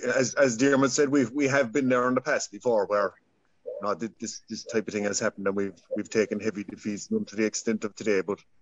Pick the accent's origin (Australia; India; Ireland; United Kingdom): Ireland; Cork, Munster